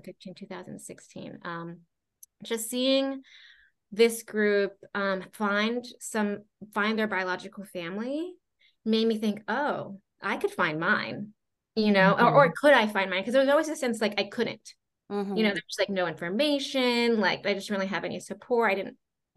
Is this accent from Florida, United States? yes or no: yes; Florida, United States; also born or lived in Cusco, Peru / Hawaii; I lived mainly on the East Coast growing up in Florida.